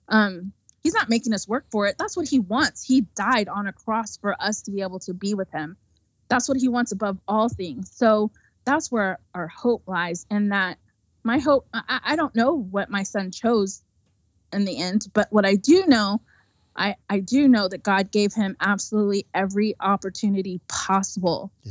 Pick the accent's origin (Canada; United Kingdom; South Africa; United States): United States